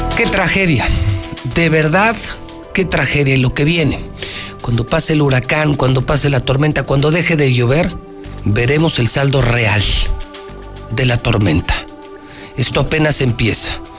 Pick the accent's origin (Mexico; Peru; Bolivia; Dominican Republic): Mexico; Aguascalientes